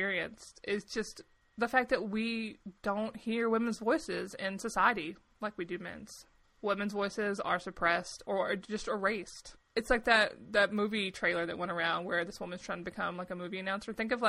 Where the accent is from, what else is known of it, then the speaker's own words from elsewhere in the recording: the South, United States; accent: Southern; I wasn't from that city. I was from a smaller town. So my accent was much thicker when I was younger. I've erased it, right? I've gotten rid of it.